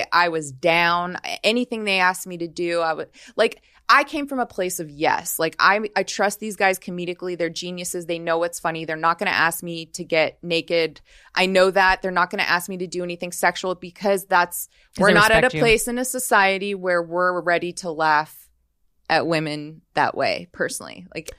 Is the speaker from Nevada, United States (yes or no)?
yes; Las Vegas, Nevada, United States; I'm from Vegas.